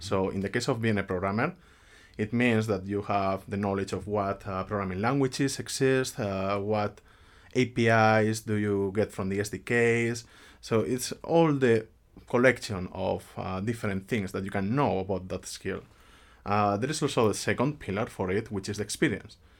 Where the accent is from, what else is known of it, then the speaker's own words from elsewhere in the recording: Spain; moved away as an adult; now in Finland; I come from Spain. I have been living in Finland for almost six years already.